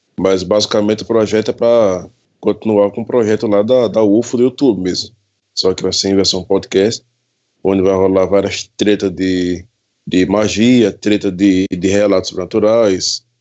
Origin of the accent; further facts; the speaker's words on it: Pesqueira, Pernambuco, Brazil; eu sou natural da cidade de Pesqueira, Pernambuco.